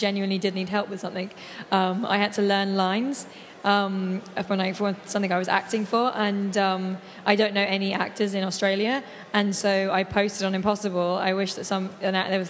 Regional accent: London, United Kingdom; moved away as an adult; now in New York, United States; I grew up in London and have lived in New York for a few years

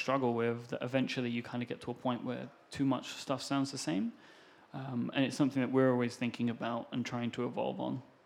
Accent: United Kingdom; I am British.

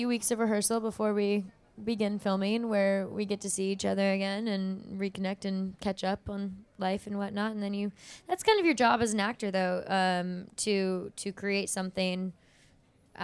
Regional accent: Southern California, United States; I'm from Southern California, where it's sunshiny all the time, and so my warm blood was not used to the cold weather.

